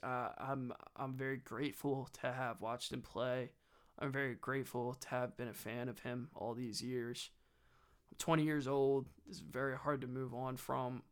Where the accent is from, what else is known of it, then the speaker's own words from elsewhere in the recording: New Jersey, United States; I grew up in South Jersey